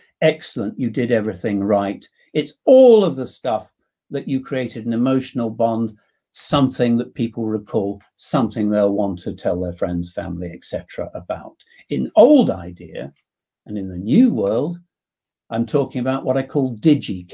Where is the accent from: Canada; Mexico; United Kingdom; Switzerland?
United Kingdom; England; being English